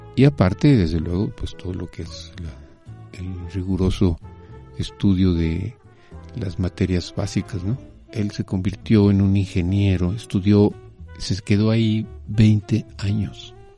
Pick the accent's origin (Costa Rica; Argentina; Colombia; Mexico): Mexico; yo nací en México. Eh, soy hijo de un comunista español, eh, eh, refugiado